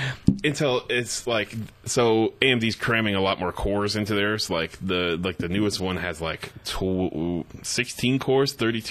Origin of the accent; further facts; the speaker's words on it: Pottsville, Pennsylvania, United States; Yeah, Pottsville.